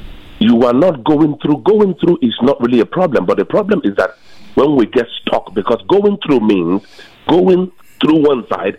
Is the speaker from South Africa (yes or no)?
no; Nigeria; now in Arkansas, United States; So I believe I came from Nigeria, and I've been here for 21 years.